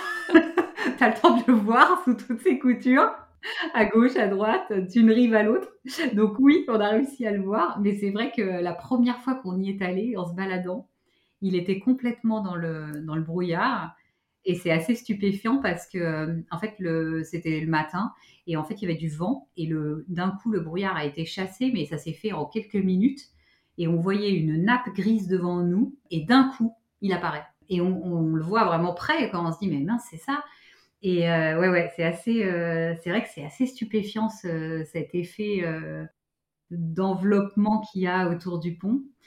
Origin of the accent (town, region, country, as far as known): Paris, Île-de-France, France